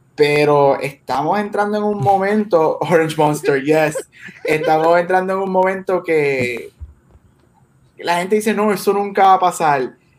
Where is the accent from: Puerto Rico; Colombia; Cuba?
Puerto Rico; nosotros somos latinos y boricuas